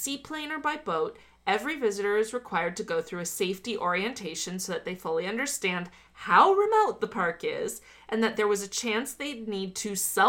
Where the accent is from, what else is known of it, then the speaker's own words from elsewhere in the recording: Miami, Florida, United States; I'm from Miami.